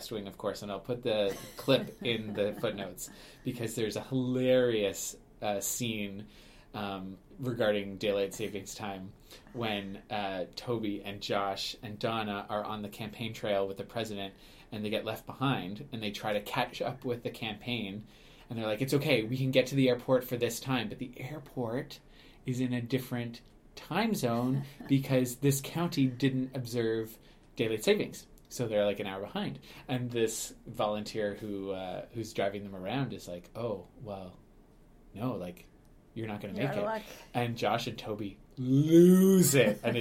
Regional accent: Ottawa, Ontario, Canada; I grew up in Ottawa, so Parliament Hill is, you know, my jam

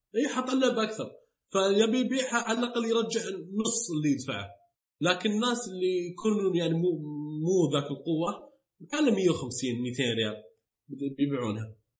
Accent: Saudi Arabia; عندنا بالسعوديه

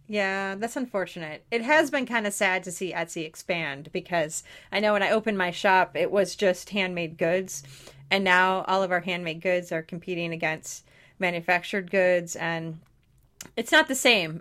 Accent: near Detroit, Michigan, United States; I grew up 20 minutes from Detroit, uh, Detroit

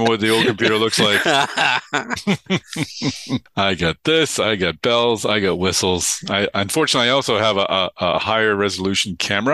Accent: Boston, Massachusetts, United States; accent: Boston; my Boston accent

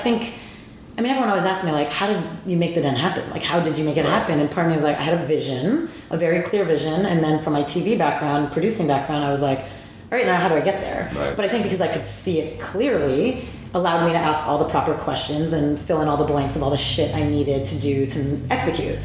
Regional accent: New Jersey, United States; I'm from Jersey

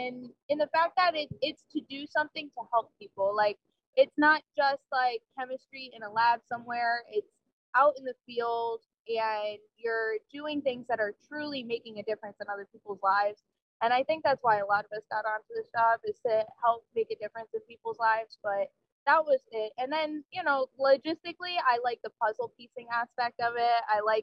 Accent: New Jersey, United States; moved away as an adult; So I grew up in New Jersey, came here for school, just never left, basically.

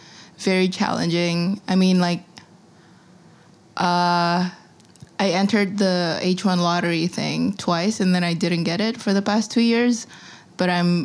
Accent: Jakarta, Indonesia; born or raised there; moved away as an adult; now in New York City, United States

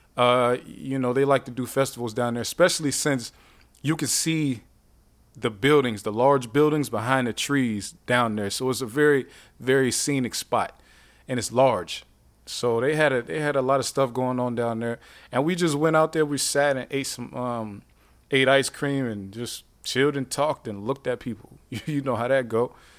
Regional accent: Youngstown, Ohio, United States; I'm from Youngstown

